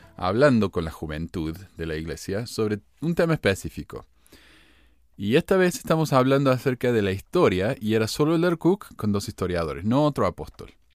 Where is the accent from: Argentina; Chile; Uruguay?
Argentina; Córdoba; now in Ogden, United States; soy cordobés